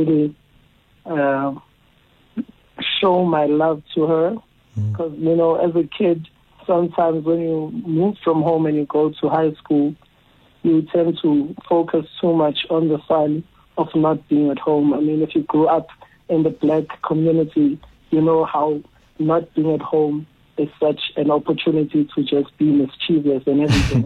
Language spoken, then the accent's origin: English; QwaQwa, Free State, South Africa; also born or lived in Pietermaritzburg, KwaZulu-Natal; I was born in Pietermaritzburg, KZN, and my mom was working in the Free State. So after a year or two of my birth, I moved and stayed with her in Kwakwa, mm-hmm. the Free State. And that's where I spent most of my years from pre-primary up to high school